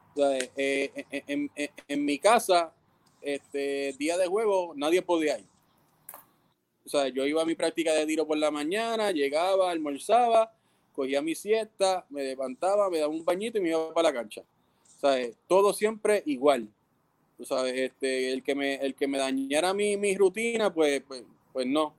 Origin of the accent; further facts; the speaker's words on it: Ponce, Puerto Rico; soy de Ponce y tú sabes cómo somos los ponceños